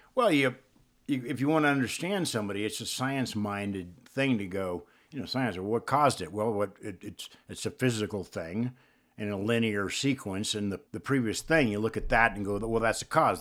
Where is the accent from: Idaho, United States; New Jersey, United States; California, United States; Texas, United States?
California, United States; Upland; also born or lived in Indio, California / Claremont, California / Pomona, California; I grew up in Upland and the, the Claremont, Pomona area.